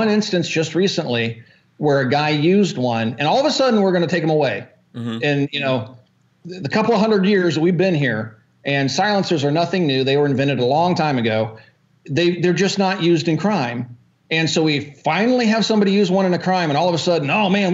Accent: Kansas, United States; when I grew up in Kansas

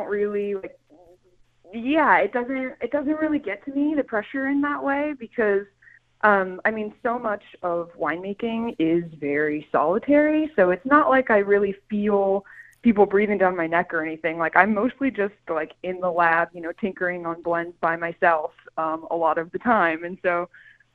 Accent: Calistoga, California, United States; also born or lived in Vienna; I'm from Calistoga. I'm from a 5,000 person town like this

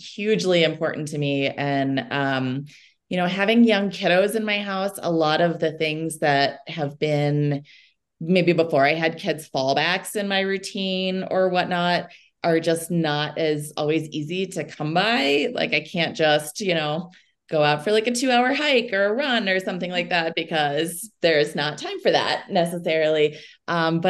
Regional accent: Chicago, Illinois, United States; moved away as an adult; also born or lived in Wisconsin / Boulder, Colorado; now in Golden, United States; I'm actually originally from Chicago and spent some time in Wisconsin before I came out here

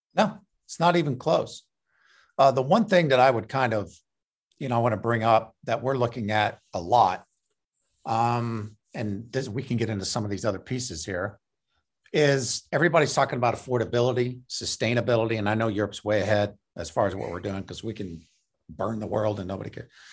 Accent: Indianapolis, Indiana, United States; moved away; also born or lived in New York; I'm originally from Indianapolis, which is in the Midwest

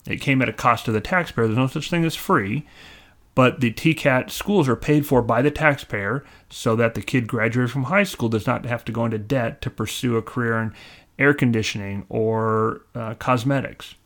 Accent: California, United States; moved away as an adult; now in Tennessee, United States; I was from California

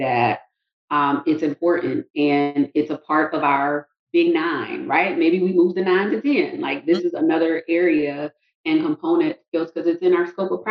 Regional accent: South Carolina, United States; moved away as an adult; now in Tallahassee, United States; I'm from South Carolina, did my undergrad at South Carolina State University, and then ended up receiving a scholarship to come to FSU.

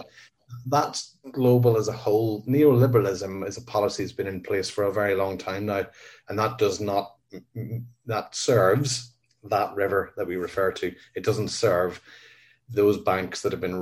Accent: Northern Ireland, United Kingdom; I was born in 1968 in Northern Ireland

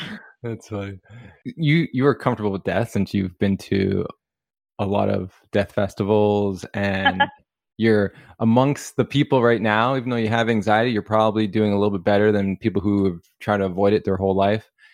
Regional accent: Canada; we're from Canada

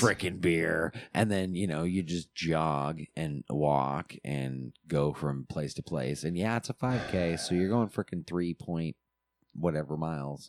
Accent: Alaska, United States; moved away; us growing up in Alaska, I always remember gym class

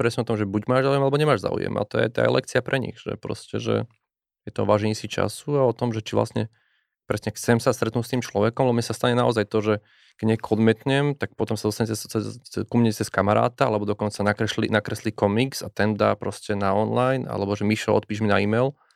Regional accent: Nová Ves, Slovakia; ja som z, z malej dediny, nová väz

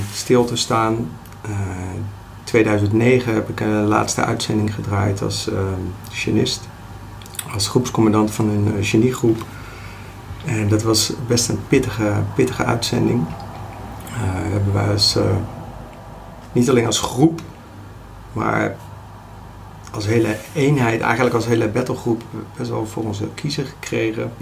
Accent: Delft, South Holland, Netherlands; now in Rijswijk, Netherlands; ik woon in Rijswijk, eh, geboren in Delft.

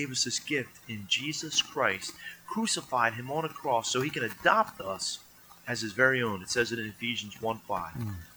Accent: New Jersey, United States; we're from New Jersey.

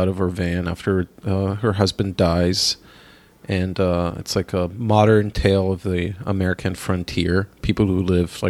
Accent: Israel; moved away; growing up in Israel

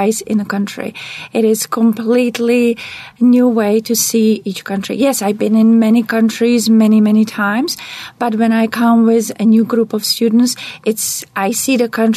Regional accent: Czechia; English is a second language; moved away as an adult; now in United States; I'm originally from Czech Republic

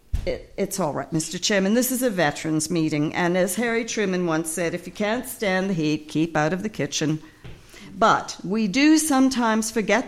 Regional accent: Canada; I am a Canadian, very proud to be one, but this does not make me less proud of my British heritage or my Irish origins.

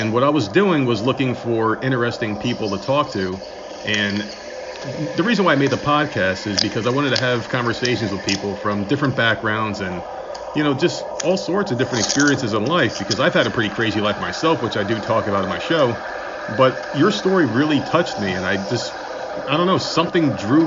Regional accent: United States; moved away; I'm originally from New York in the New Jersey area

